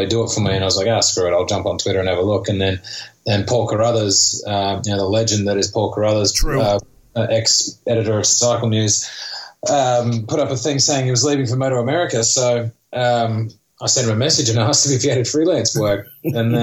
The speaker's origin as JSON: {"language": "English", "town": "Sydney", "region": "New South Wales", "country": "Australia", "moved": "as an adult", "lives_now": "United States", "said": "I'm from Sydney, Australia"}